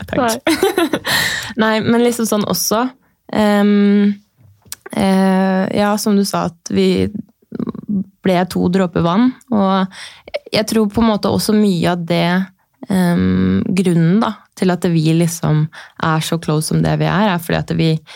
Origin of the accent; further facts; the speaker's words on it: Horten, Vestfold, Norway; jeg er da fra Horten